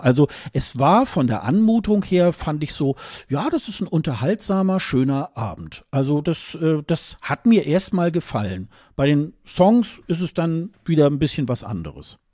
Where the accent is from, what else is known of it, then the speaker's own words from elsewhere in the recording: Germany; als Deutsche